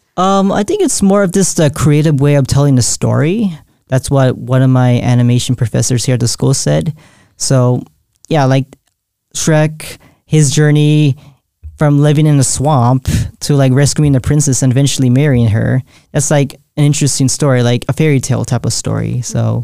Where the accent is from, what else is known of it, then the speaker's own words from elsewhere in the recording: San Jose, California, United States; I was born and raised in San Jose, California